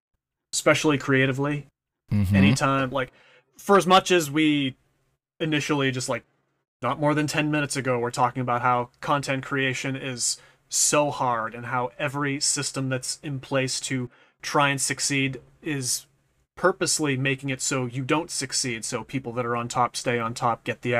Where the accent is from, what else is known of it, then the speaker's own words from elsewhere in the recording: New England, United States; accent: Boston; I kind of have, like, a slight Boston-ish kind of accent, because I'm from New England